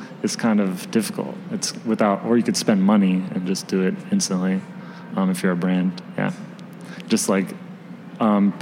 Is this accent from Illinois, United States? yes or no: yes; Springfield, Illinois, United States; moved away as an adult; now in Chicago, United States; I'm from Springfield, Illinois. So I moved here almost 3 years ago